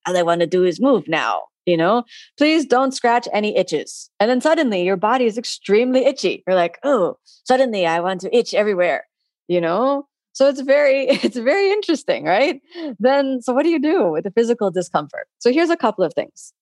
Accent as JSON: {"language": "English", "town": "Miami", "region": "Florida", "country": "United States", "tie": "born or raised there", "said": "I'm someone from Florida and from Miami. I'm born and raised here"}